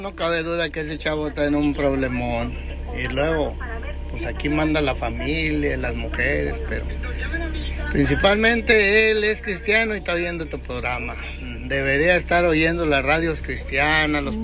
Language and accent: Spanish; Tecomán, Colima, Mexico; moved away as an adult; also born or lived in Tijuana, Mexico; now in Utah, United States; Yo soy de Tacomán Colima, originario de allá. Muchos años también viví en Tijuana